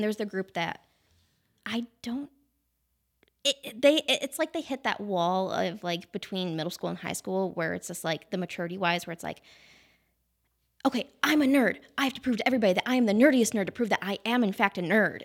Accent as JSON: {"language": "English", "town": "Wellsville", "region": "New York", "country": "United States", "tie": "born or raised there", "said": "born and raised in Wellsville"}